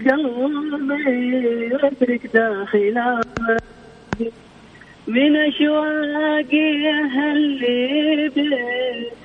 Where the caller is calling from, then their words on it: Jeddah, Makkah Province, Saudi Arabia; من جدة والله